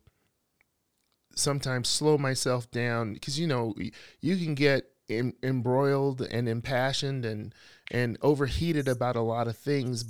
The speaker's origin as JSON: {"language": "English", "region": "Alabama", "country": "United States", "said": "I'm from the South. I am from Alabama"}